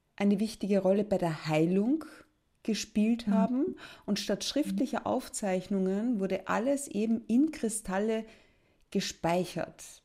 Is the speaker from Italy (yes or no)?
no; Austria; bei uns in Österreich